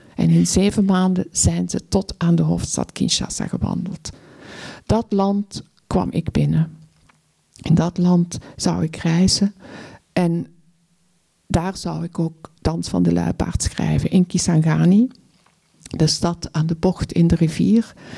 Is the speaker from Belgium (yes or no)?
yes; Belgium; als Belg in Congo rondreisend